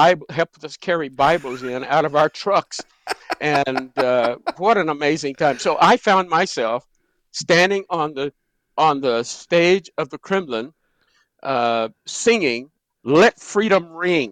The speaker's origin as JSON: {"language": "English", "town": "Danville", "region": "Kentucky", "country": "United States", "tie": "born or raised there", "said": "Danville, Kentucky, my hometown."}